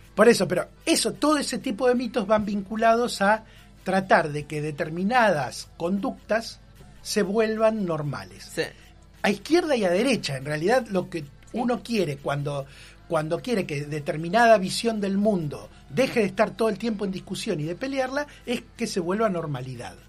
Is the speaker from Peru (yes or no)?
no; Argentina; somos argentinos